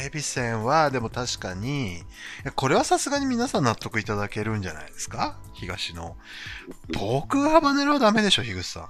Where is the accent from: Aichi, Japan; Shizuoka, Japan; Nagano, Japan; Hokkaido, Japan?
Hokkaido, Japan; 僕、北海道出身